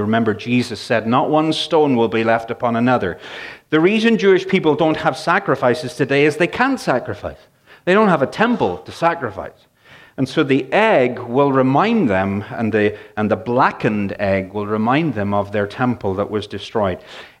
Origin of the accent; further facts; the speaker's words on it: Northern Ireland, United Kingdom; this is interesting because I grew up in Northern Ireland, and I grew up with, my mother was a great cook, but it was pretty plain stuff.